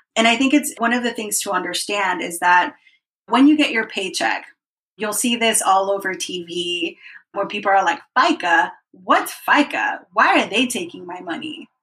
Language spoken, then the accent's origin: English; Dallas, Texas, United States; I came to this country when I was six years old as an undocumented kid. I grew up in Dallas and which was great. Dallas, Texas is my hometown